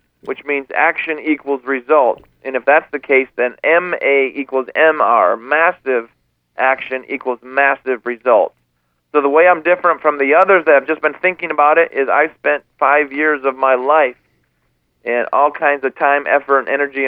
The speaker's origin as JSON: {"language": "English", "region": "Michigan", "country": "United States", "moved": "yes", "lives_now": "Bainbridge Island, United States", "said": "I'm originally from Michigan, and I'm 38 years old. I live on Bainbridge Island, Washington"}